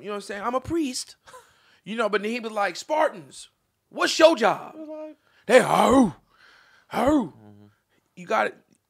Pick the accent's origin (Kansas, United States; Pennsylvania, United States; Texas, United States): Kansas, United States; Topeka; now in California, United States; All the way in California. I'm from Topeka, Kansas.